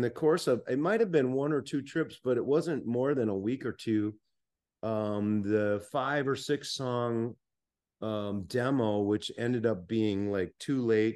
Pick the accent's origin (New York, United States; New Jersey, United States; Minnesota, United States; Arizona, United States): Minnesota, United States; I'm from Minnesota